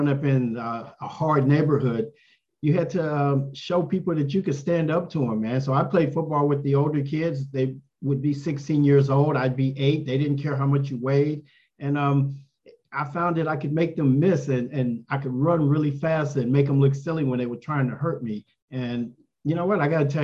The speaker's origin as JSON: {"language": "English", "town": "San Antonio", "region": "Texas", "country": "United States", "tie": "born or raised there", "said": "I was born in San Antonio, Texas"}